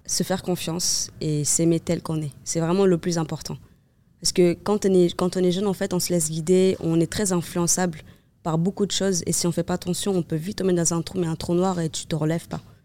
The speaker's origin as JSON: {"language": "French", "country": "Cape Verde", "tie": "born or raised there", "moved": "yes", "lives_now": "Nice, France", "said": "je suis née au Cap-Vert"}